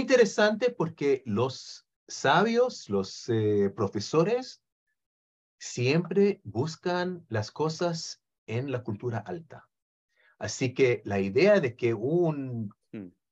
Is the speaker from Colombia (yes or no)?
no; Israel; Spanish is a second language; nací en Israel